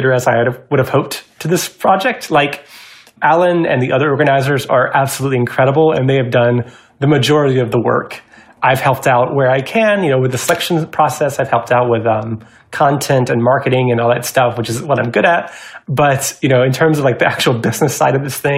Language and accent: English; Georgia, United States; now in Seattle, United States; I'm originally from Georgia, so when I moved to Seattle